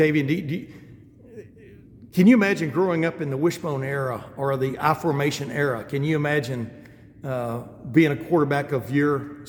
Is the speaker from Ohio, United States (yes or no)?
no; Alabama, United States; also born or lived in Texas; I grew up in Alabama and then Texas.